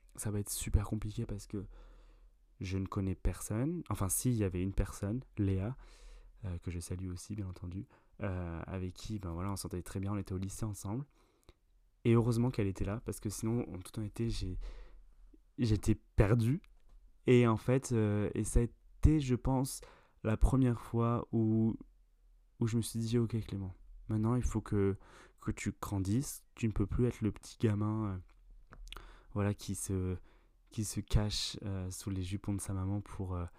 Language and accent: French; France; il y a Julie, Pauline et moi euh, qui nous sommes français